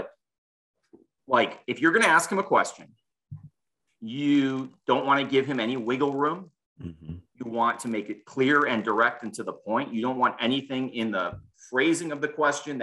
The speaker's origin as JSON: {"language": "English", "town": "Chicago", "region": "Illinois", "country": "United States", "tie": "born or raised there", "moved": "yes", "said": "I grew up in Chicago"}